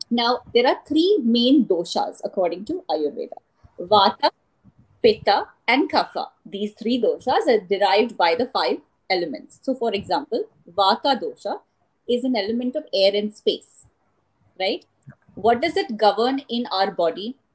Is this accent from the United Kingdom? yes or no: no; Canada; For those of you who obviously don't know me … I am from Canada